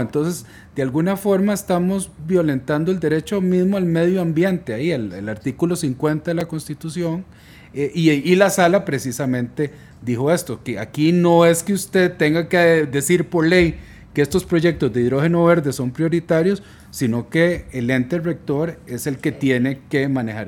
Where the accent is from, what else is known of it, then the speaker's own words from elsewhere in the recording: Costa Rica; somos todos los costarricenses